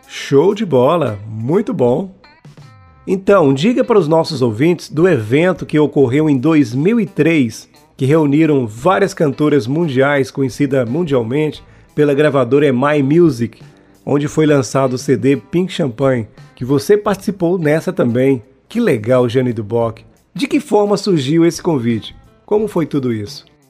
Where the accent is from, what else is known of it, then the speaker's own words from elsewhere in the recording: Teófilo Otoni, Minas Gerais, Brazil; eu como um bom mineiro, teoflotonense, Vale do Mucuri